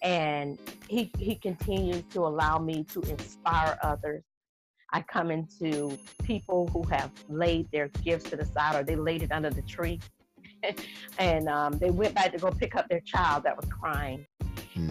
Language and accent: English; Jacksonville, Florida, United States; also born or lived in Georgia; I was raised in Jacksonville, Florida